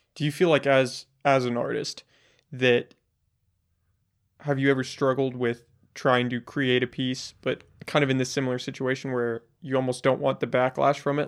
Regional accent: United States; as an American

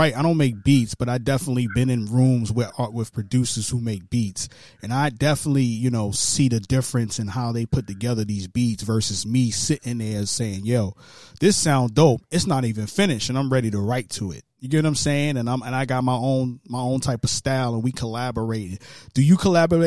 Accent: New York City, New York, United States; I'm from Brooklyn, New York

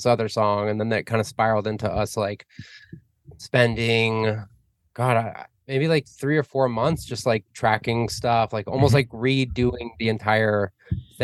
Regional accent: Arizona, United States; moved away as an adult; also born or lived in New York; now in Los Angeles, United States; I grew up in Arizona, and lived there till I was like 21, 22, and then moved around a bit

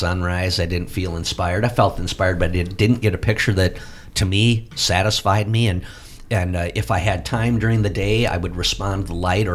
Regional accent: Platteville, Wisconsin, United States; my hometown paper, the Platteville Journal

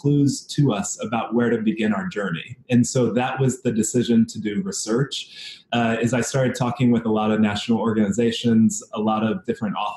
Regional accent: Washington, District of Columbia, United States; also born or lived in Fairfax County, Virginia; now in Seattle, United States; I grew up in Washington, D.C. area. So spent some time in the city and then the suburbs right outside in Virginia, Fairfax County area.

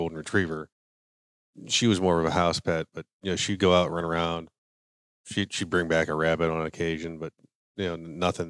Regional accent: Butler, Pennsylvania, United States; now in Texas, United States; So, I originally grew up in a small town, Butler, Pennsylvania. It's about 45 minutes due north of Pittsburgh on the western side of the state.

